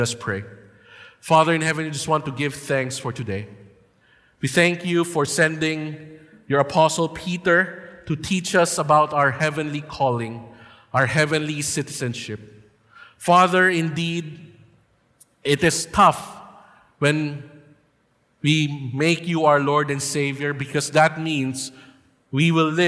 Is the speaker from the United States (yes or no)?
no; Philippines; it is our duty and right as Filipino people to vote for our next president